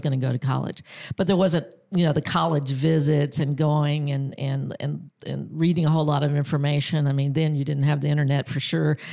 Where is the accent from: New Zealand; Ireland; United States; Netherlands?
United States; Angleton, Texas; now in Americus, United States; am from Texas. I was uh, born in um, Angleton, Texas, which was a small Texas town on the Gulf Coast